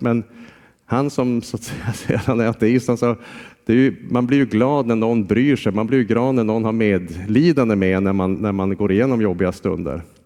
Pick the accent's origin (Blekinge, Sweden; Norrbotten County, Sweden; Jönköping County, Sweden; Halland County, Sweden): Norrbotten County, Sweden; Jokkmokk; moved away as an adult; Jag är ju från Jokkmokk